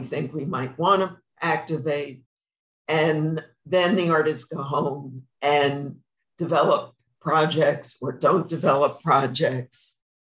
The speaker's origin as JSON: {"language": "English", "region": "New York", "country": "United States", "moved": "as an adult", "lives_now": "Palm Springs, United States", "said": "I'm a New Yorker, and I went to the Hamptons every summer"}